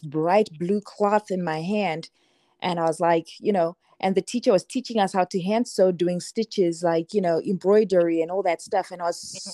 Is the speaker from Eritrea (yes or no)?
no; Zimbabwe; I'm I'm Zimbabwean. I grew up in Zimbabwe, and everywhere.